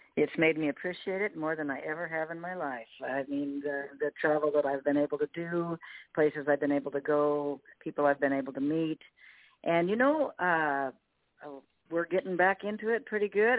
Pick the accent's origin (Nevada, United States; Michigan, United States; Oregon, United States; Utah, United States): Oregon, United States; Canby; my hometown fair right here in Canby, Oregon.